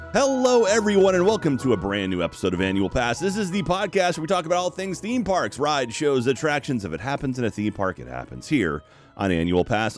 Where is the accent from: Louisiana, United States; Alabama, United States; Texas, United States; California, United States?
Texas, United States